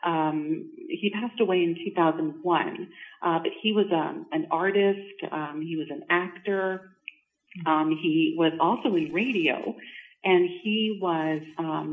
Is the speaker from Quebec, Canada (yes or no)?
yes; Montreal, Quebec, Canada; now in Georgina, Canada; I'm not actually from Ontario. I'm from Montreal.